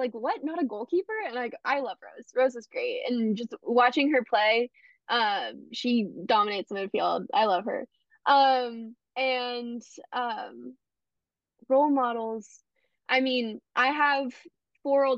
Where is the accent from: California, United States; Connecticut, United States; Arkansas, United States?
California, United States; Bay Area; I am from the Bay Area